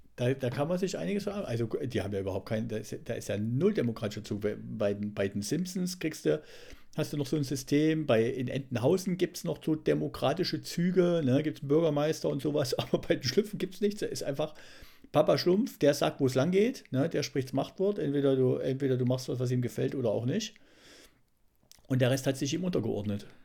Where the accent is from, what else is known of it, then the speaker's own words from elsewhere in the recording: East Germany, Germany; moved away; wir hier als, als Ossis